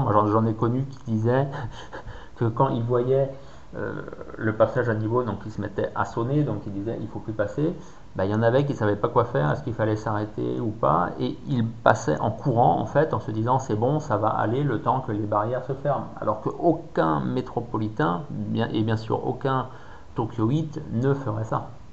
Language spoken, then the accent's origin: French; France; les gens comprenaient que j'étais français